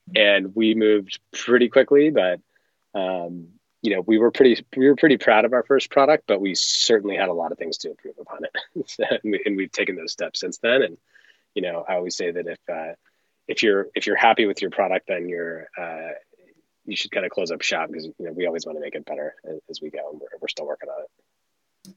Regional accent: Los Angeles, California, United States; I grew up in Los Angeles and grew up surfing and skiing

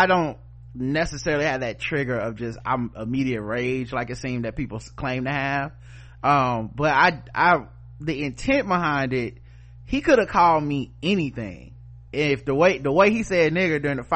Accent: United States; I'm from Yorkwood

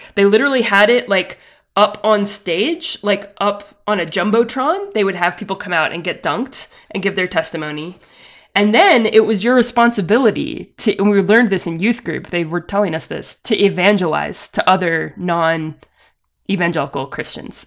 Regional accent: the South, United States; I grew up in the South, attending with my family a non-denominational evangelical megachurch.

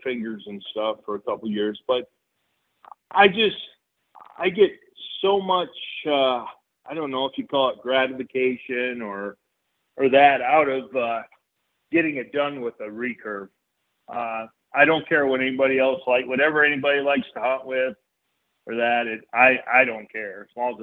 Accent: Solon, Iowa, United States; moved away as an adult; I grew up in Iowa. Basically in Solon, Iowa

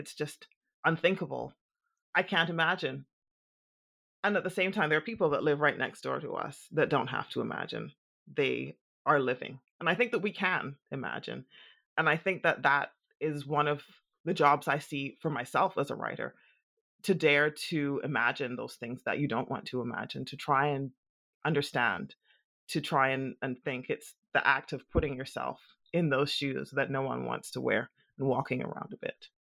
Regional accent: Bahamas; growing up in the Bahamas

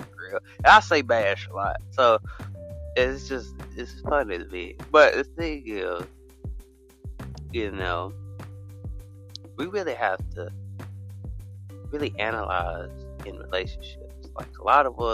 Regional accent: United States; From the United States, mainly from the United States

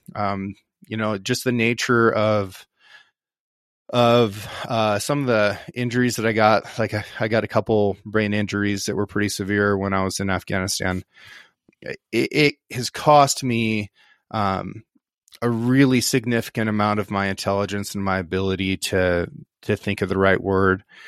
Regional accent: Northeast Oregon, United States; I grew up here on the Six Ranch. The Six Ranch is located in Northeast Oregon

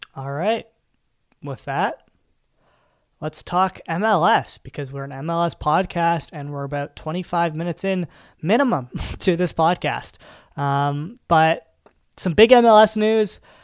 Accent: Canada; I'm from Canada

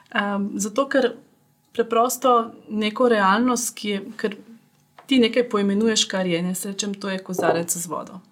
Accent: Ljubljana, Slovenia; also born or lived in Austria; sem iz Ljubljana

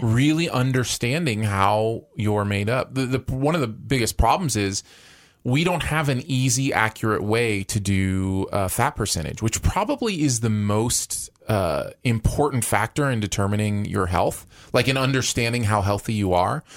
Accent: Michigan, United States; moved away; where I grew up in Michigan

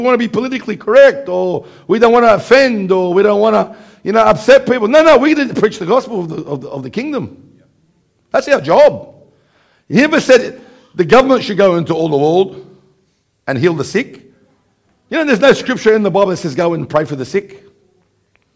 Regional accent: Australia; from Australia.

